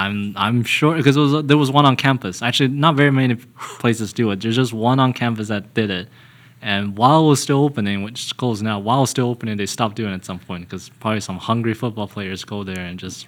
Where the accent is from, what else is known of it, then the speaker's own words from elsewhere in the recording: Kentucky, United States; moved away; I am from Kentucky.